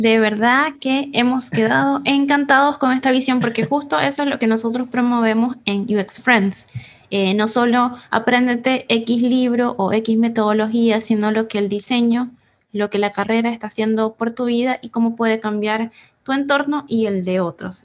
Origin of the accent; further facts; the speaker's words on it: Venezuela; now in Chile; nosotros somos venezolanos, estamos en Chile